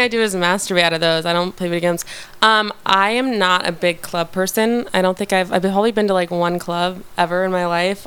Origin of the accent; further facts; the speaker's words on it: Westlake Village, California, United States; I'm from Westlake Village, California